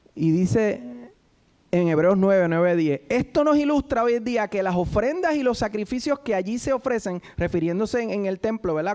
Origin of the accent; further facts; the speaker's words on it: Puerto Rico; los que boricuas